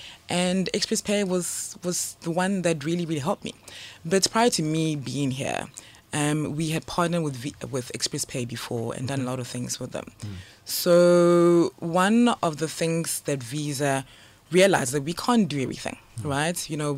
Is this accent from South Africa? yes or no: yes; South Africa; moved away as an adult; now in Ghana; with the name …, definitely Ghanaian, but I grew up in SA.